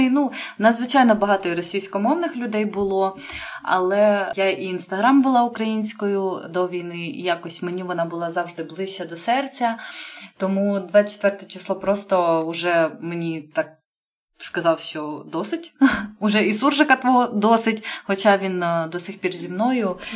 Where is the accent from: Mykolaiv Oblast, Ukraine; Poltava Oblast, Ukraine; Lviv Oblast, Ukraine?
Poltava Oblast, Ukraine; Poltava; moved away as an adult; now in France; Я з Полтави